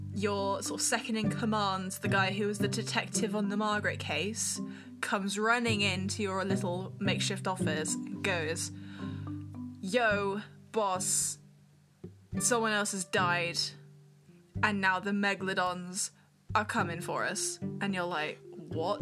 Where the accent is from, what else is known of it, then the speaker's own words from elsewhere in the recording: United Kingdom; We're British